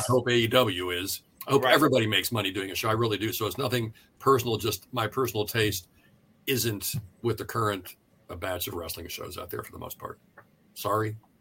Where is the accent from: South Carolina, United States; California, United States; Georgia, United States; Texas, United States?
California, United States; Southern; I was born and raised in Southern California